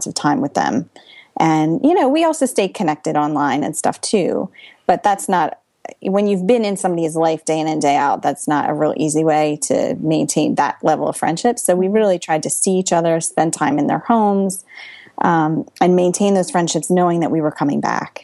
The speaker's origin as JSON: {"language": "English", "region": "Pennsylvania", "country": "United States", "moved": "as an adult", "lives_now": "New Jersey, United States", "said": "We are originally from Pennsylvania"}